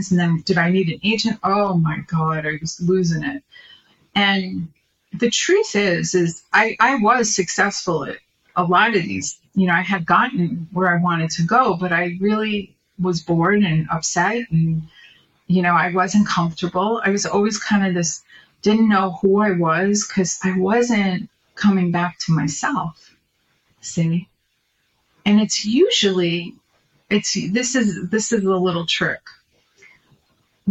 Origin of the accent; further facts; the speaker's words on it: New York, United States; now in California, United States; when I was growing up in New York